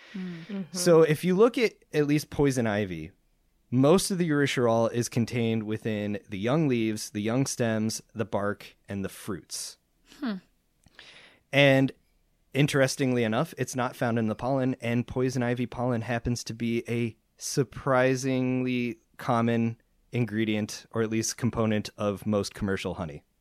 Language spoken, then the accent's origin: English; East Coast, United States; I grew up on the East Coast